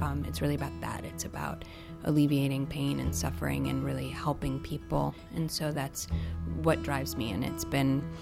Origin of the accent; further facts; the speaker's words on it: Washington, District of Columbia, United States; here in my hometown